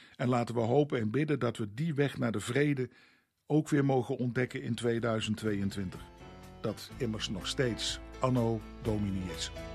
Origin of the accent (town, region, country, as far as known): Netherlands